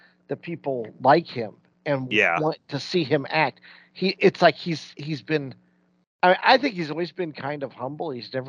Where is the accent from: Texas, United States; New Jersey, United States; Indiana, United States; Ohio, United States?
Indiana, United States; We're from Indiana.